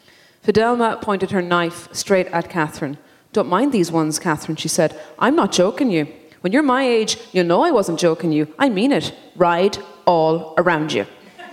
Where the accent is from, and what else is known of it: Ireland; moved away as an adult; now in United States